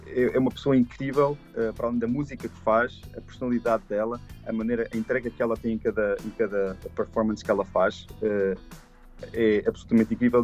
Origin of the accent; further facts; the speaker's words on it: Arganil, Centro, Portugal; moved away as an adult; also born or lived in Canada; Eu nasci em Portugal, eu cresci em Portugal